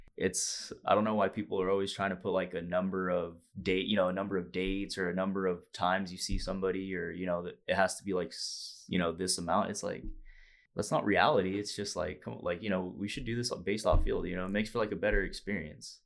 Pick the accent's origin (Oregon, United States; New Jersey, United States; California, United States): California, United States; Fresno; moved away; all the boys back home, you know, home, hometown, Fresno, California